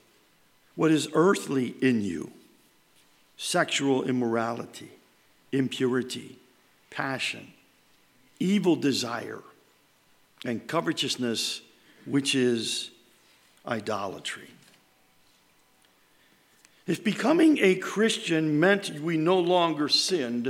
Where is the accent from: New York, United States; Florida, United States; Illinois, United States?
New York, United States; moved away; we're from New York. And up there, it's grandma and grandpa. It's not this meemaw, pawpaw, and all this other stuff.